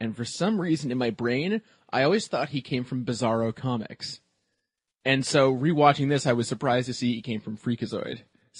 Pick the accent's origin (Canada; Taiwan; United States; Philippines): Canada; I'm Canadian.